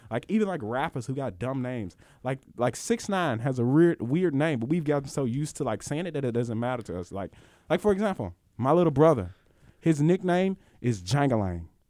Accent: Mississippi, United States; I'm from Mississippi

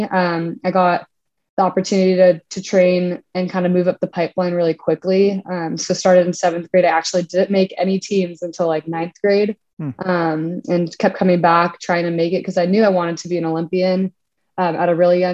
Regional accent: Orange County, California, United States; I was born and raised in Orange County, California, and grew up here

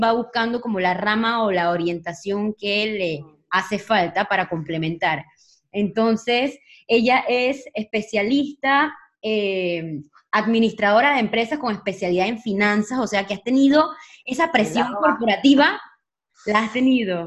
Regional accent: Panama; now in Spain; yo soy de Panamá y, ahorita mismo estoy en España

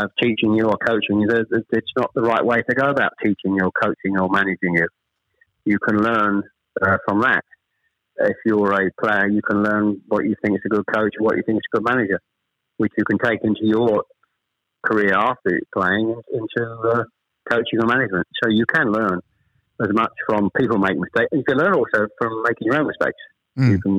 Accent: Chelmsford, East of England, United Kingdom; born or raised there; also born or lived in Ashton-under-Lyne / Manchester

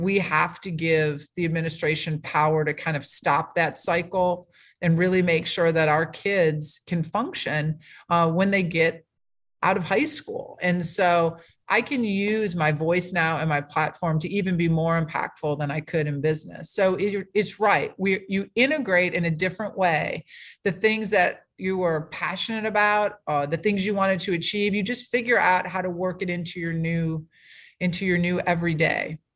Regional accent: Ohio, United States; moved away as an adult; now in South Carolina, United States; I was born and raised in Ohio, but I got here as quick as I could.

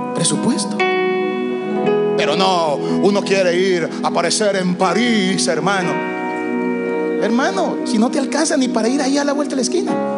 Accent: El Salvador; now in United States

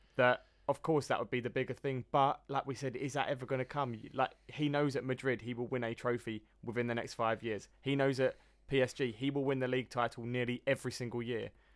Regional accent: England, United Kingdom; being English

